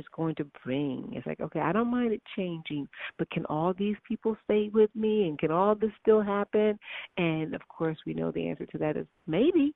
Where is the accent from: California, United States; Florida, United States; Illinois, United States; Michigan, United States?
Illinois, United States; Chicago; I'm from Chicago